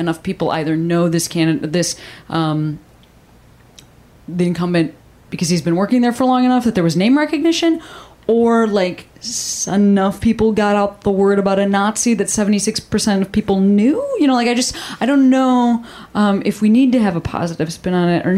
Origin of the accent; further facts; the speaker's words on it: Illinois, United States; moved away; I'm from Illinois.